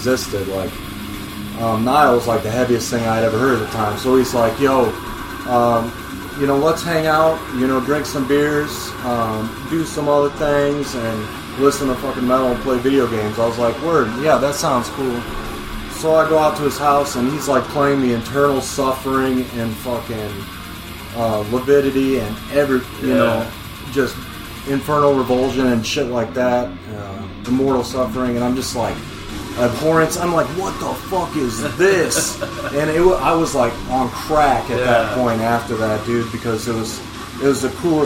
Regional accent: Quad Cities, United States; moved away as an adult; also born or lived in Carbondale, Illinois; I was moving from Carbondale to back home to the Quad Cities

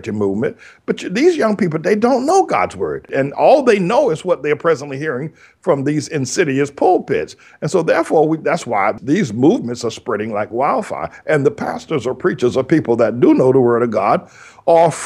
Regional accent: North Carolina, United States; I grew up in Jim Crow, North Carolina

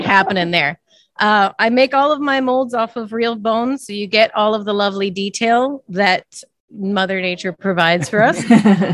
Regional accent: St. Louis, Missouri, United States; We're actually from the St. Louis area, right on the Mississippi

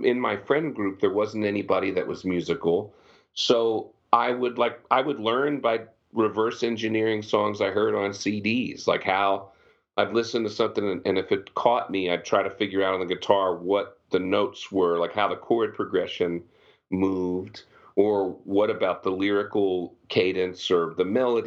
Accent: Pennsylvania, United States; moved away as an adult; also born or lived in Virginia / Texas; I grew up in Pennsylvania

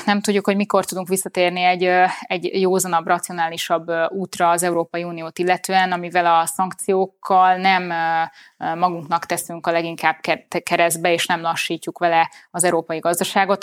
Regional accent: Budapest, Hungary; Én itt születtem, itt nőttem föl, itt élek a mai napig, eh, A szívem közepe a főváros

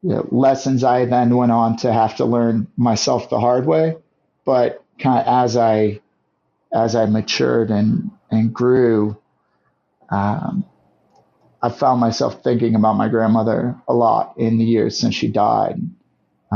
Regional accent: St. Louis, Missouri, United States; also born or lived in Guam; I grew up in St. Louis, Missouri with my mom and dad and our two little sisters

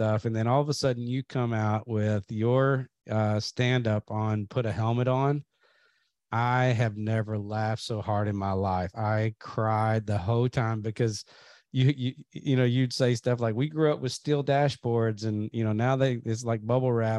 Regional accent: Kentucky, United States; I grew up in Kentucky

